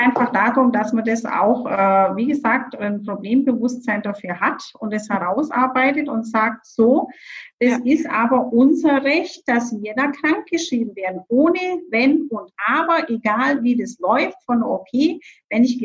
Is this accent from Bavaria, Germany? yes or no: yes; Bavaria, Germany; ich komme ja aus Bayern